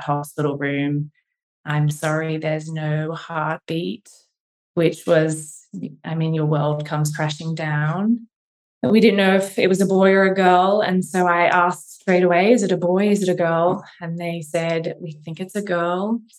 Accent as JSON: {"language": "English", "country": "Australia", "also_born_or_lived": "Cambridge, England", "moved": "as an adult", "lives_now": "Philadelphia, United States", "said": "I'm from Australia, so living far from home near Philadelphia now"}